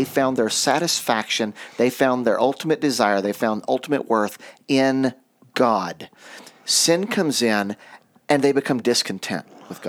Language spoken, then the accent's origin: English; United States; I've never lived anywhere but in the United States